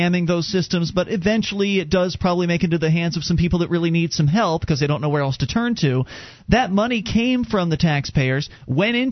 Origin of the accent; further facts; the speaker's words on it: Florida, United States; moved away; I'm from Florida